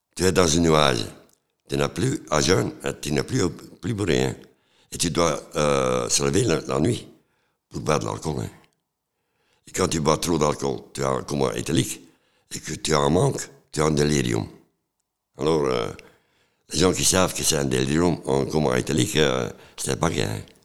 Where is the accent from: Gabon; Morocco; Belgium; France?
Belgium; Flanders; moved away; also born or lived in Antwerp / Ghent; Je viens de Flandre, de Coudray